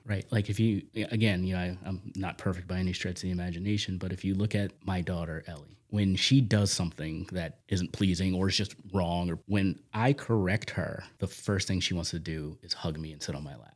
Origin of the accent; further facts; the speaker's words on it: Magnolia, New Jersey, United States; also born or lived in Dudley, Massachusetts; now in Sutton, Massachusetts, United States; I grew up in South Jersey, right outside of the Camden area, if you're familiar with that area. Small little town called Magnolia